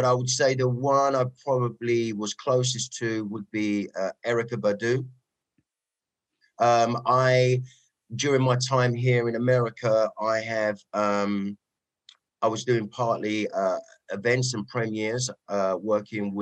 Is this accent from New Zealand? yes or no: no; London, United Kingdom; accent: Cockney; moved away as an adult; now in Los Angeles, United States; Suburb of East London, on the verge of borders of Dagenham, a place called Goodmayes, Ilford.